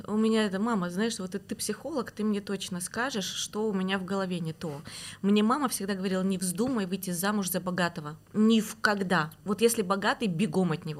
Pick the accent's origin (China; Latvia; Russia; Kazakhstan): Kazakhstan; Almaty; moved away; С Алматы. А я вообще родилась в Алмате, в Казахстане.